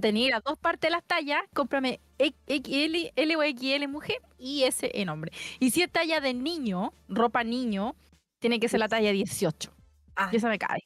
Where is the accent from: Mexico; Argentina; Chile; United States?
Chile; como chilena